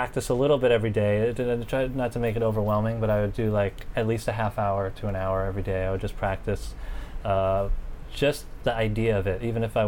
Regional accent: New York City, New York, United States; also born or lived in Staten Island; I grew up here, so I was playing around like as a teenager. I was living in Bensonhurst, Brooklyn

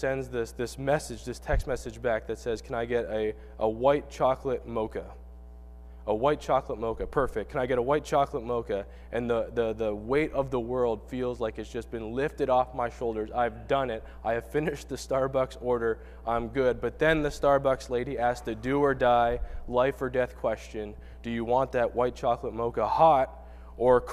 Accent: Canada; moved away; I'm from Canada

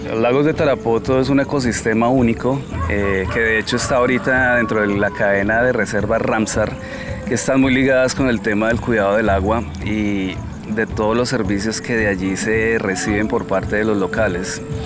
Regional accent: Bogotá, Bogotá Capital District, Colombia; also born or lived in Amazonas, Colombia; now in Leticia, Colombia; yo nací en Bogotá, pero finalmente y afortunadamente regresé por aquí, por estas zonas

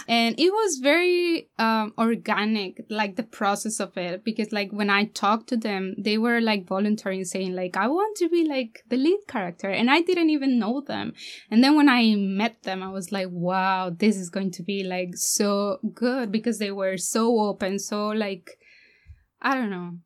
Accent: Mexico; moved away as an adult; now in Ireland; I'm from Mexico

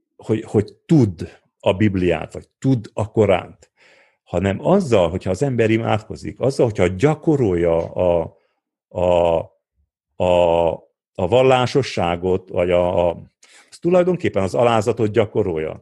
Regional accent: Odorheiu Secuiesc, Harghita County, Romania; ahhoz, hogy én ezt elértem udvarhelyen, azért értem el, mert itt nőttem föl

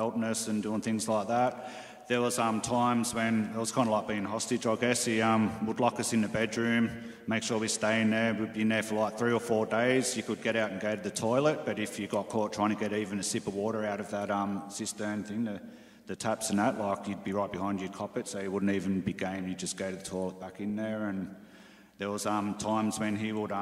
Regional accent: Sydney, New South Wales, Australia; I grew up in St Mary's, which is down western Sydney, near Mount Druitt and Penrith

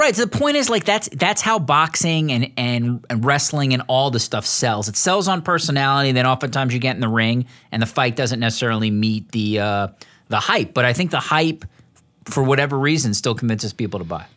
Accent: United States; as an American

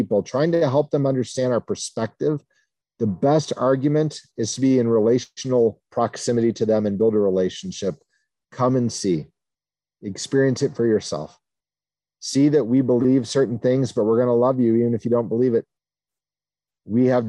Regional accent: New Castle, Indiana, United States; I was baptized in the Free Methodist Church in Newcastle, Indiana when I was 9 days old and have grown up in the Free Methodist Church since then

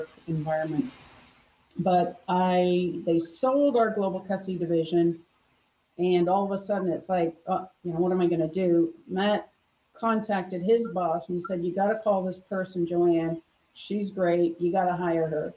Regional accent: Canada; accent: Canadian; moved away as an adult; now in Florida, United States; I'm originally from Canada, and some people do hear a Canadian accent in certain words that I say, so I born and raised in Canada.

